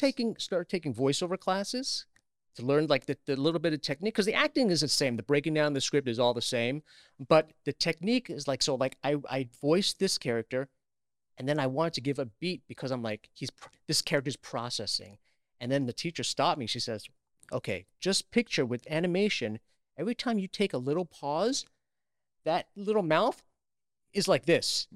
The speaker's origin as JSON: {"language": "English", "town": "New York City", "region": "New York", "country": "United States", "tie": "born or raised there", "said": "I grew up in Queens, New York"}